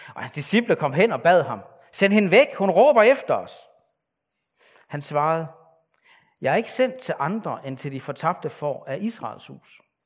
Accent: Denmark; mig, der er født som, som ikke-jøde, som, som en dansker

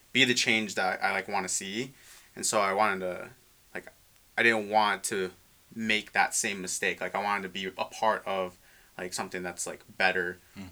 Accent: Westland, Michigan, United States; moved away; I'm from Detroit area. Yeah, Metro Detroit. So Wayne Westland.

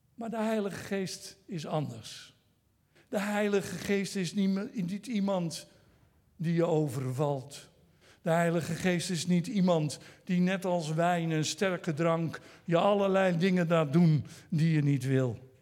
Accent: Netherlands; first language Dutch; ik ben een Nederlander, dus ik praat Nederlands

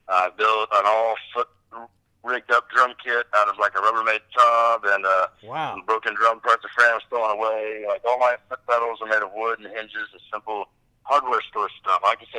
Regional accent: Arkansas, United States; moved away as an adult; growing up in Arkansas and being from the background I was from, I had a strong will to be away from all that, you know. Like, I wanted to be the heck out of Arkansas as soon as I was 18, I moved away.

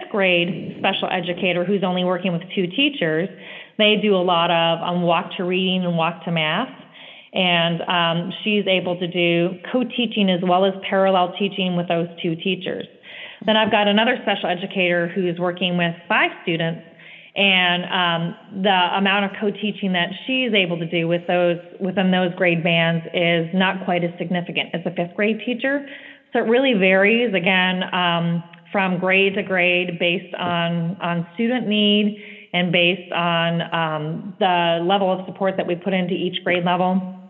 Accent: California, United States; She came from Washington, the state of Washington, and I came from California

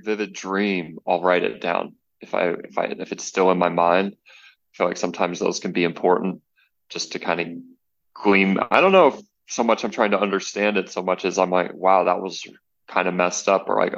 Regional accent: North Alabama, United States; now in Dallas, United States; I'm originally from North Alabama, the southeast

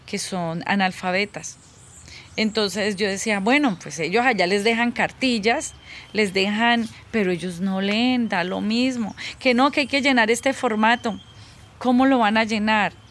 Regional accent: Huila, Colombia; tengo 48 años y soy de Huila.

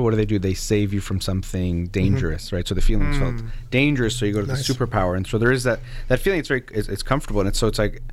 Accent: United States; as a native, I was born in the United States

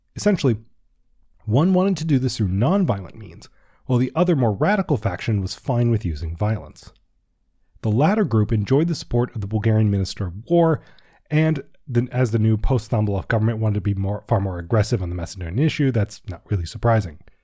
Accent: Washington, District of Columbia, United States; I'm also from Washington, D C.

